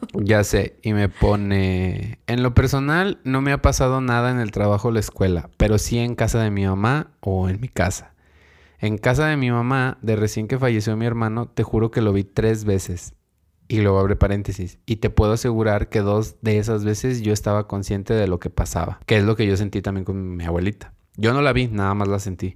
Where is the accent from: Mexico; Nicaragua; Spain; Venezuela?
Mexico; como buen mexicano